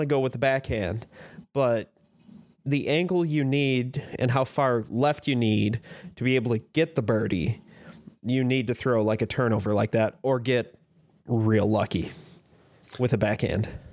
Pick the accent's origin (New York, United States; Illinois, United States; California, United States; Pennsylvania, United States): Illinois, United States; Chicago; now in Fort Wayne, United States; I grew up in the Chicago area.